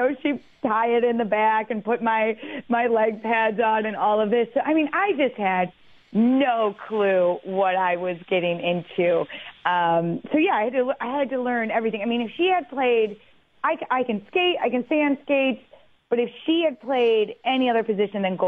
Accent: Detroit, Michigan, United States; now in New York, United States; I grew up in Detroit

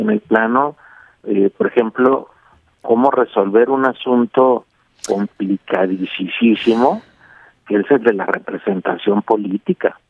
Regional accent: Mexico; quiénes somos los mexicanos

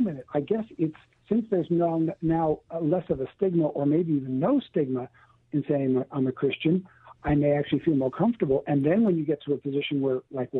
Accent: Canada; moved away as an adult; now in California, United States; I've lived all of my life, born and raised in Canada, but lived all of my ministry life in California

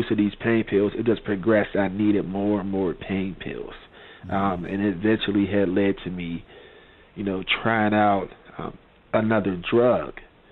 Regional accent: McKeesport, Pennsylvania, United States; I was born and raised in McKeesport, PA

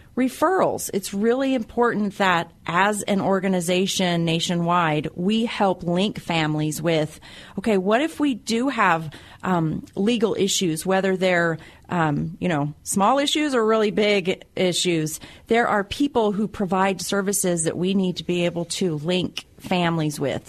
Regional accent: Wyoming, United States; moved away; I'm originally from Wyoming

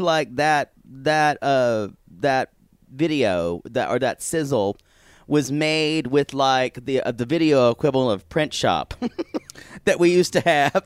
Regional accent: South Carolina, United States; that's the environment where I grew up.

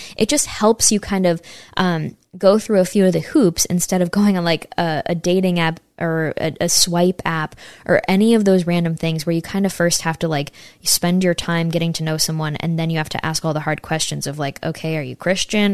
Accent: Saratoga Springs, New York, United States; right near my hometown in Saratoga, New York

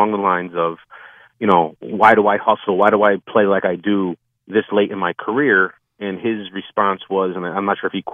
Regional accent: Connecticut, United States; I'm from Connecticut. I work down in closer to New York, so I pick up the New York station.

